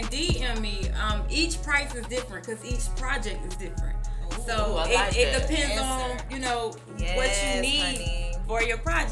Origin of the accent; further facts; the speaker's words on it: North Carolina, United States; now in Atlanta, United States; I'm not from Atlanta. I'm from North Carolina